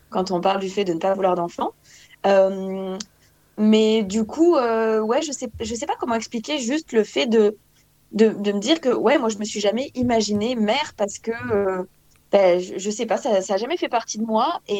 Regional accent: France; now in Belgium; Euh, je suis française, mais là, en ce moment, j'habite en Belgique.

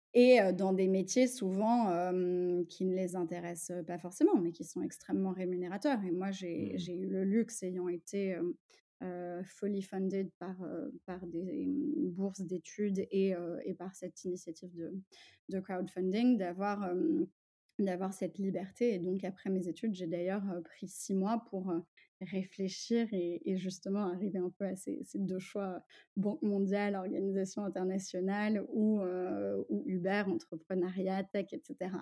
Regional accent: Paris, Île-de-France, France; also born or lived in Russia / England / United States; je suis née, j'ai grandi à Paris dans une famille multiculturelle

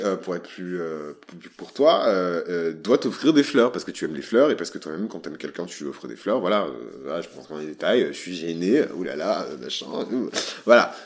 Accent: Bordeaux, Nouvelle-Aquitaine, France; je suis bordelais, je suis fier d'être bordelais, je, je suis bordelais

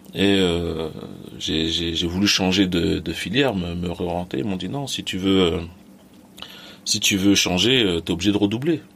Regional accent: Les Mureaux, Île-de-France, France; born or raised there; also born or lived in Mali / Plaisir

